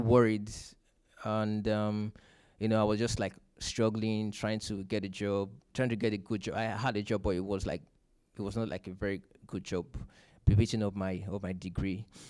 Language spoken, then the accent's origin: English; Nigeria; moved away; I'm from Nigeria.